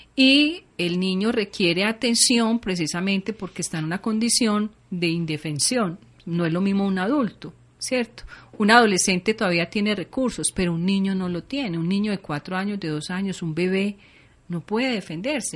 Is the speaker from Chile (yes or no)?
no; Colombia; quiénes somos los colombianos